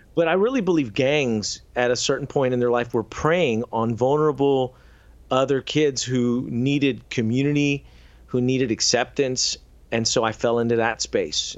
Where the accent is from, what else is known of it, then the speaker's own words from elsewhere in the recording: San Antonio and Houston, Texas, United States; I went to a number of schools in both San Antonio and Houston. So I was born in San Antonio, then we moved to Houston